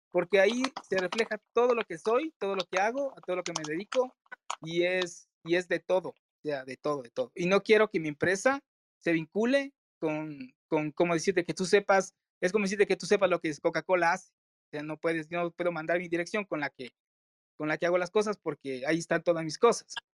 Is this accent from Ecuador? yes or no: yes; Ecuador